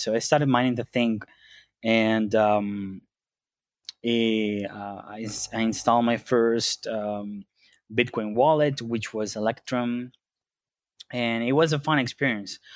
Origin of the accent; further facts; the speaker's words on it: Venezuela; moved away; I grew up in Venezuela